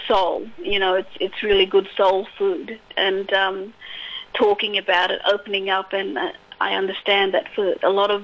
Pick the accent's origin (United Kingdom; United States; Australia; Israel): Australia; Broome, Western Australia; I come from the Kimberleys, so, you know, I was born and raised in Broome